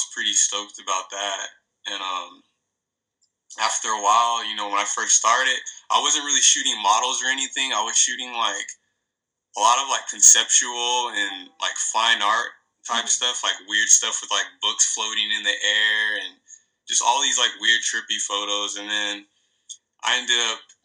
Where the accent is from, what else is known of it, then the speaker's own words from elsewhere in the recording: Redlands, California, United States; now in Victorville, United States; I grew up in Redlands, California. I lived there. I was like pretty much raised there, like, majority of my life, and then ended up moving to Victorville